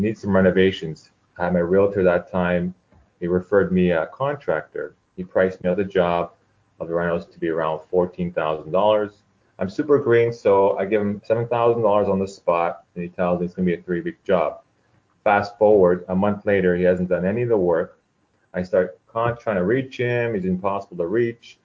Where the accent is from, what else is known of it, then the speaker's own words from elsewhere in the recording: Toronto, Ontario, Canada; moved away as an adult; now in Orange County, United States; born and raised in Toronto